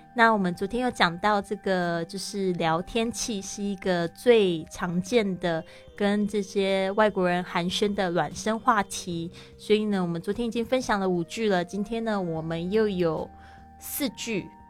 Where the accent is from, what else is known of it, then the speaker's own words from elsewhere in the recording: Taiwan; moved away as an adult; also born or lived in Shanghai, China; now in Spain; 像我是来自台湾